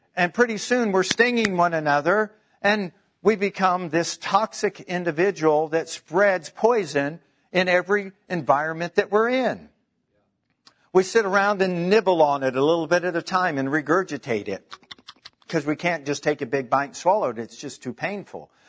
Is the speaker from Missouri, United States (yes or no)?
yes; Kansas City, Missouri, United States; I'm from Kansas City